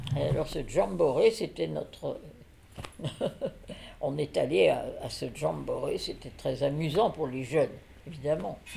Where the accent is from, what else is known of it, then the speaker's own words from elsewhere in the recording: Voiron, Auvergne-Rhône-Alpes, France; Je suis née en 1927 à Voiron, dans l'Isère.